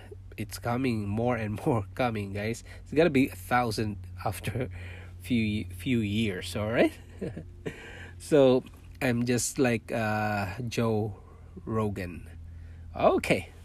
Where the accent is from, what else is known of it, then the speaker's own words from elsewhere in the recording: Philippines; first language Cebuano; English is a second language; moved away as an adult; also born or lived in Manila, Philippines / Singapore; now in Toronto, Canada; I was born in Philippines. I'm a Filipino